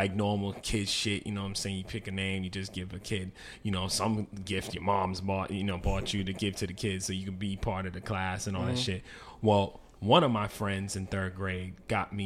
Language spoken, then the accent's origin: English; Boston, Massachusetts, United States; growing up in Boston